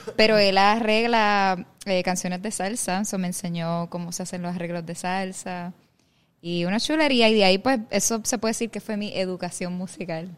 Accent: Puerto Rico; moved away as an adult; also born or lived in New York, United States; cuando uno crece aquí

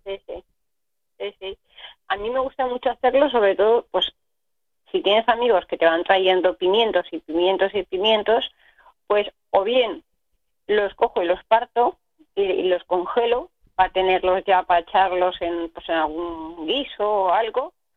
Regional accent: Aragon, Spain; now in Catalonia, Spain; yo que soy de, de Aragón

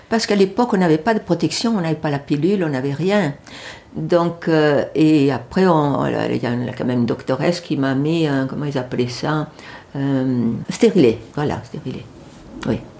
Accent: France; Mais en tant que Française, mes parents m'ont encouragée à y aller pour pouvoir encore revoir ma grand-mère maternelle

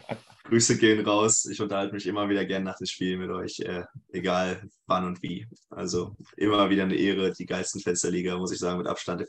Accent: Sprockhövel, North Rhine-Westphalia, Germany; now in Leipzig, Germany; ich komme aus dem Ruhrgebiet tatsächlich, also aus dem Pott. Und dahin geht es auch wieder zurück, also nach Bochum. Eine kleine, kleine Stadt daneben, Spruckhöfel, Niederspruckhöfel genau genommen

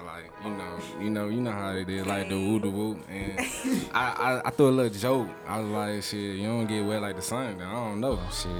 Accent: Atlanta, Georgia, United States; also born or lived in Mobile, Alabama; Well, I'm from Atlanta, Georgia, but I was born in Mobile.

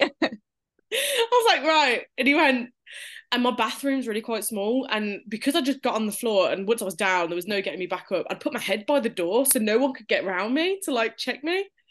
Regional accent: Birmingham, West Midlands, United Kingdom; we're from Birmingham, U K, if they couldn't tell by the accent

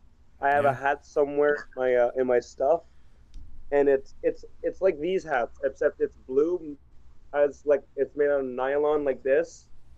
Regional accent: Canada; I'm Canadian

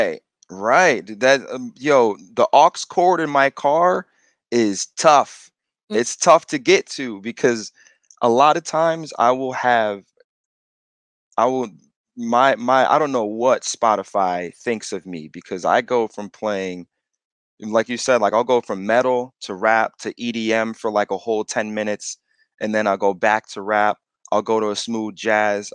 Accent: East Hartford, Connecticut, United States; I grew up in East Hartford all the way up until sixth grade, fifth or sixth grade.

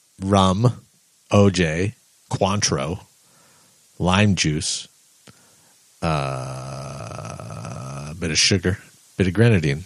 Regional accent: Canada; As a Canadian, a Calgary institution.

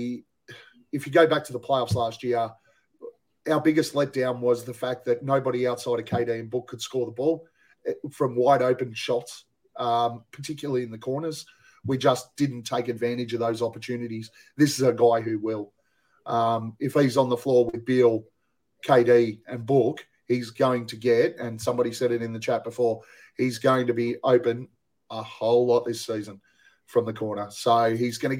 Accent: Australia; we're Australian

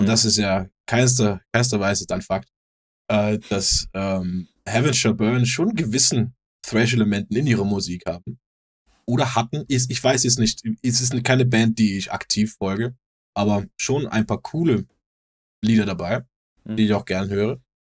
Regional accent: Denmark; moved away; ich bin ja auch aus, aus Skandinavien wir gehen es vielleicht ein bisschen anders an als hier

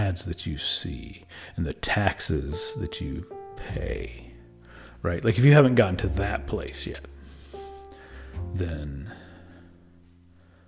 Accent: United States; I am as an American

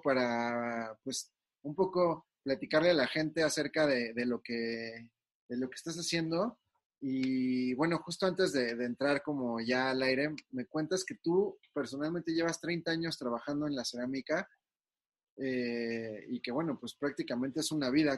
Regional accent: Mexico; nosotros como mexicanos

